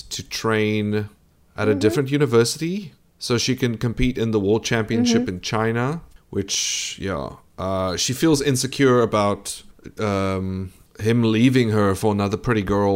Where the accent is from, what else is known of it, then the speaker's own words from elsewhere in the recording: South Africa; I'm a South African